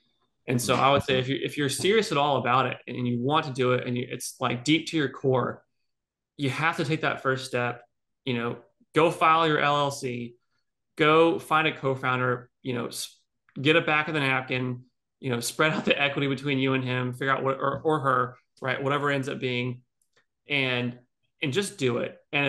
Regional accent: Dallas, Texas, United States; born there; You know, I'm an American. I'm born in America. I was born in Texas, born in Dallas. I moved 20 times before I was 18 years old, right?

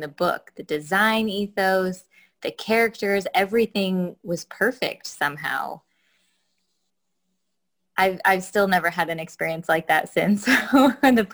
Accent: Sequim, Washington, United States; I'm from Squim, Washington

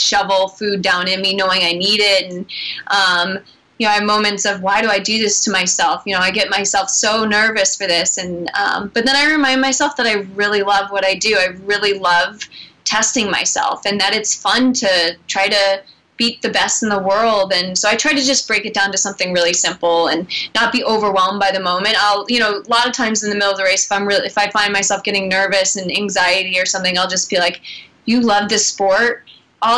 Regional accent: Boston, Massachusetts, United States; now in Portland, United States; my hometown

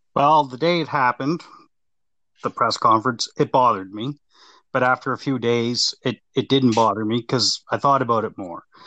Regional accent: Nova Scotia, Canada; I'm just a Hab fan growing up in Nova Scotia

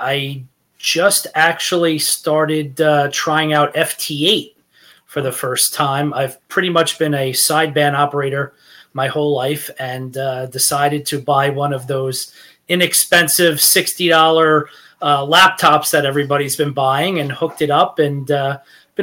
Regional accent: Rockland County, New York, United States; I born and raised in New York. I've lived in Rockland County here

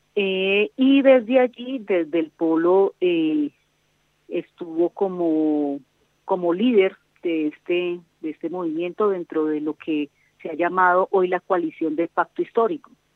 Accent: Colombia; nosotros como colombianos

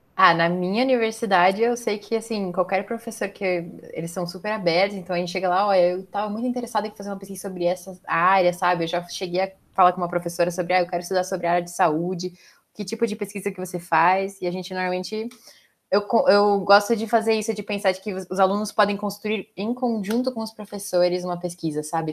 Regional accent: Salto, São Paulo, Brazil; eu sou de São Paulo, na cidade de Salto, especificamente agora

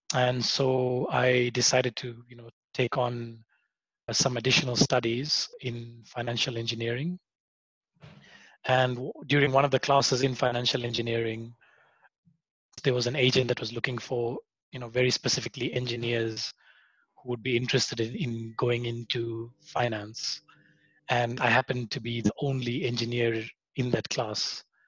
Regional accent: Kokstad, KwaZulu-Natal, South Africa; also born or lived in Kenya; I grew up in a in a small town called Kokstad. It's on the on the border of Eastern Cape and KZN.

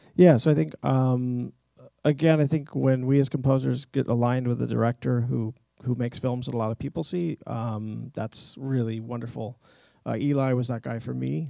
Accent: Kyoto, Japan; moved away; growing up in Japan, we had a couple of Japanese instruments around

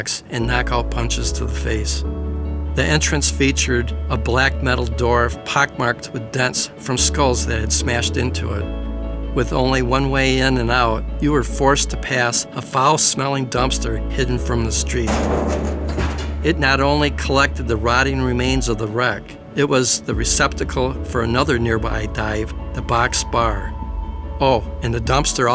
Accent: Plymouth, Michigan, United States; My hometown of Plymouth, Michigan

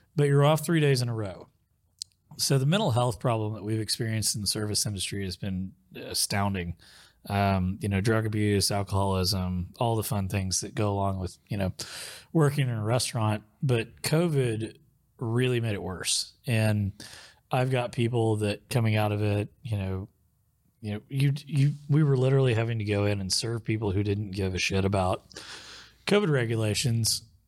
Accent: Muskogee, Oklahoma, United States; also born or lived in Tulsa, Oklahoma; where I grew up in Muskogee, um, we didn't have cable 'cause I lived out in a rural area

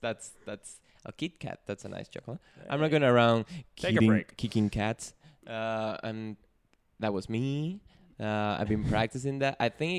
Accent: Venezuela; first language Spanish; English is a second language; moved away; I'm more a Caribbean body. I'm from Venezuela, to be exact.

